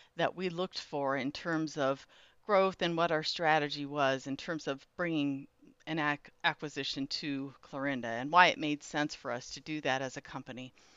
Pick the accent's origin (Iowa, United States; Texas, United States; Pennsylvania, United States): Iowa, United States; Clarinda; also born or lived in Evanston, Illinois; I live in Clarinda, Iowa. I was actually born and raised here